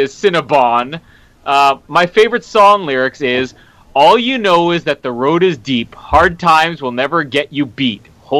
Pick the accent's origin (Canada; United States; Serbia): Canada; I am Canadian.